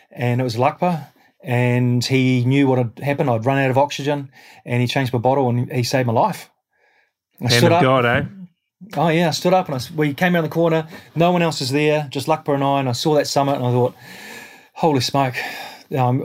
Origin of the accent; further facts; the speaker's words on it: New Zealand; as a New Zealander